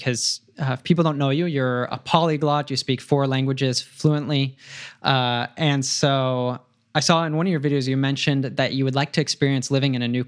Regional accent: United States; my first experience living outside of my home country, outside of the United States, was in Germany in high school

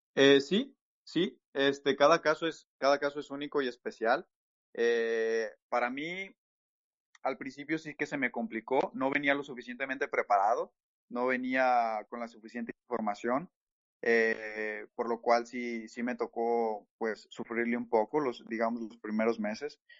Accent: Mexico; moved away as an adult; now in Toronto, Canada; en México, por ejemplo, eh, donde, de donde soy

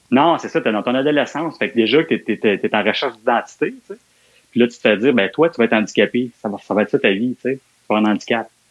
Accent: Montreal, Quebec, Canada; je suis né à Montréal. J'ai grandi les premières années de ma vie, ça a été, je suis né à Montréal-Nord en Fait que j'étais un gars de Montréal-Nord, là, euh, jusqu'à aller, jusqu'à mes 15 ans, 14-15 ans, là, j'ai habité Montréal-Nord.

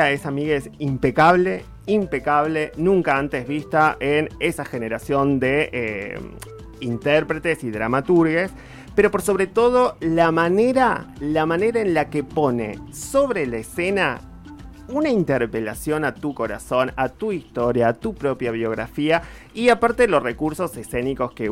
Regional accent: Patagonia, Argentina; Mis sadres mm. son de Junín, provincia de Buenos Aires, y yo soy de la Patagonia.

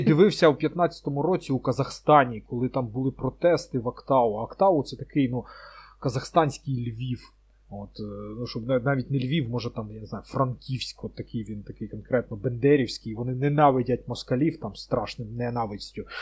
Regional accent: Ukraine; ми з України

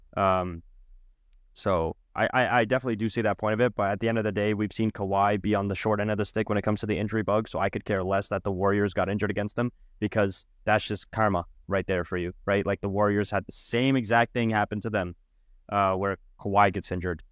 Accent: Canada; I am Canadian

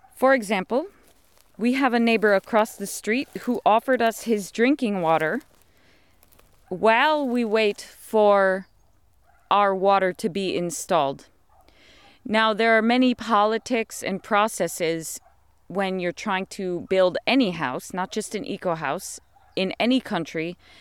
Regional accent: United States; moved away as an adult; also born or lived in London, United Kingdom; I come from America

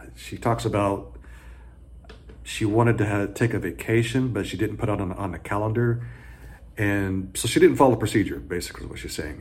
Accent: the South, United States; I grew up in the South.

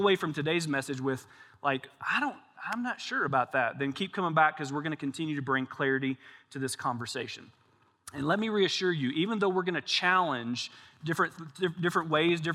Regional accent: Kentucky, United States; we're both from Kentucky

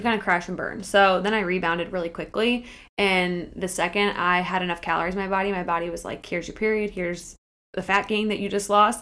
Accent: Akron, Ohio, United States; moved away as an adult; also born or lived in Kent, Ohio / Cleveland, Ohio / Columbus, Ohio; I am from Akron, Ohio, in the Portage Lakes areas

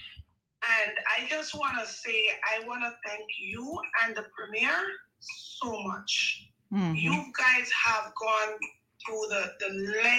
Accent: Montego Bay, Saint James, Jamaica; I'm from Montego Bay.

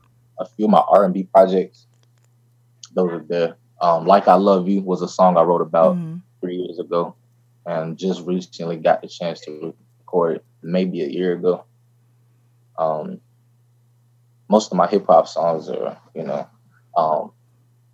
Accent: Whitakers, North Carolina, United States; I'm originally from North Carolina, Whitaker's, North Carolina, 252

